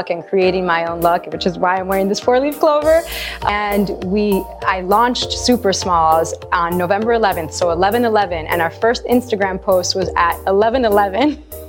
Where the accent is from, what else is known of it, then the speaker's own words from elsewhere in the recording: Madrid, Community of Madrid, Spain; moved away as an adult; also born or lived in New York City; I was born in Madrid.